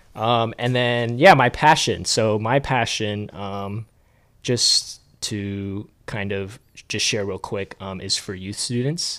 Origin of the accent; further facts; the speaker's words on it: Duluth, Georgia, United States; born and raised in Duluth, Georgia. So I've lived in Georgia my whole life